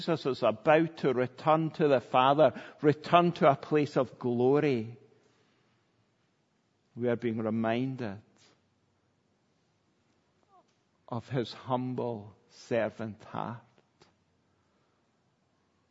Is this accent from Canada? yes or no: no; Kilmarnock, Scotland, United Kingdom; I grew up in Kilmarnock